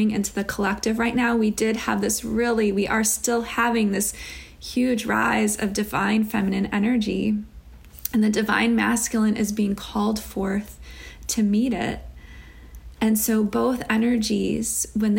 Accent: Chicago, Illinois, United States; Growing up in Chicago

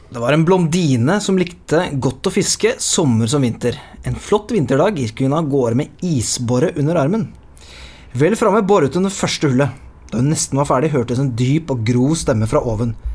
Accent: Lier, Buskerud, Norway; Jeg er jo fra Lier

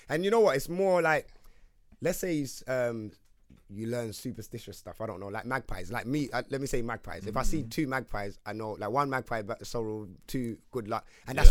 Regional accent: London, United Kingdom; Obviously, I grew up in Wood Green, in the heights of Wood Green, Tottenham

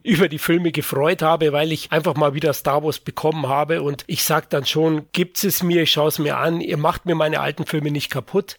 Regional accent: Bavaria, Germany; Ich bin Bayer

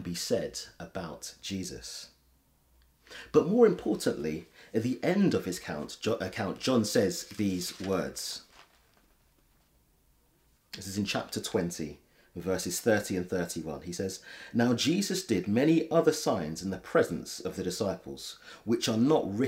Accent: London, United Kingdom; I grew up in London

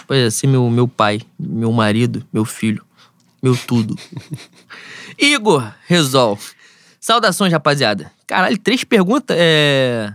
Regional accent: Rio de Janeiro, Brazil; é a escola da onde eu venho, né? Sou de Bangu

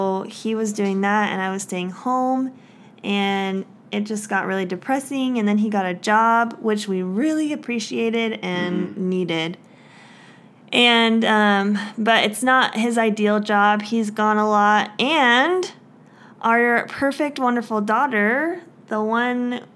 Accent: Indiana, United States; moved away as an adult; now in Utah, United States; we moved away from our hometown, my hometown

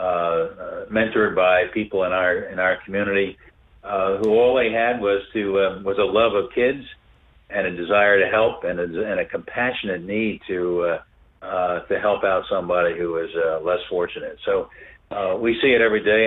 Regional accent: Philadelphia, Pennsylvania, United States; also born or lived in South Africa; a church in Philadelphia, my hometown.

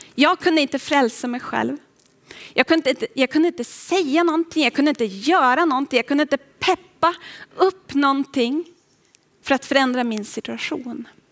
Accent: Boden, Norrbotten County, Sweden; Jag kommer ända upp ifrån Boden, från Norrbotten

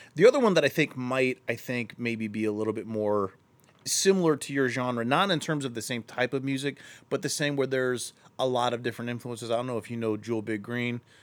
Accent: Akron, Ohio, United States; I'm from Akron, too

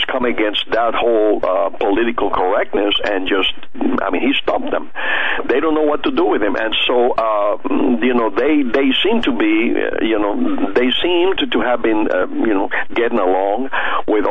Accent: Cuba; moved away; I was born in Cuba, and I came. I was there during the revolution

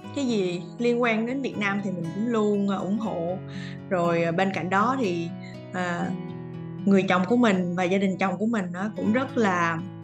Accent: Vietnam; moved away as an adult; now in Australia; mình là người Việt Nam, mình vẫn luôn giữ cái văn hóa văn hóa của mình

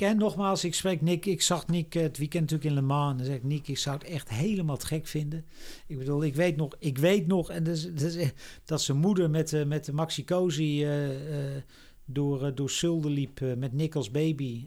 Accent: Netherlands; als Nederlanders

